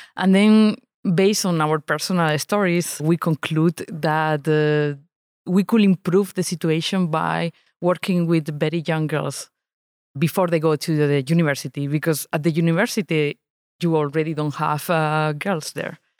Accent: Spain; now in Lausanne, Switzerland; I live in Lausanne, Switzerland, but I grew up in Spain

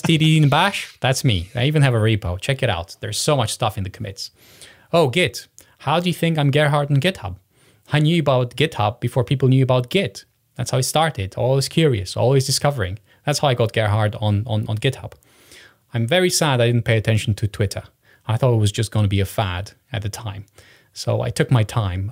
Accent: Romania; I was born in Romania

